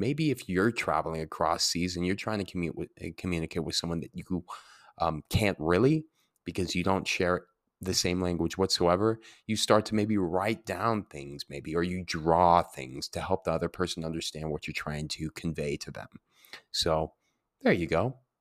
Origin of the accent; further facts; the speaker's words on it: Santa Fe, New Mexico, United States; moved away; also born or lived in Colorado / Washington; growing up in Santa Fe